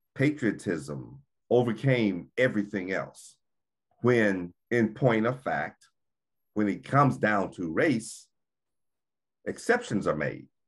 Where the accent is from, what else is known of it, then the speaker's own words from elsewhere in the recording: United States; We had to prove that we were Americans.